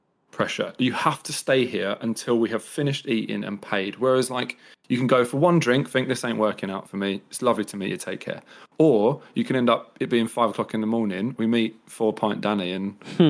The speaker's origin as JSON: {"language": "English", "town": "Brighton", "region": "South East England", "country": "United Kingdom", "said": "Because I'm from Brighton"}